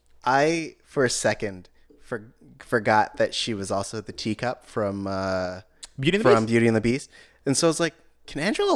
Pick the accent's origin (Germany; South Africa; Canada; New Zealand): Germany; I'm from Germany.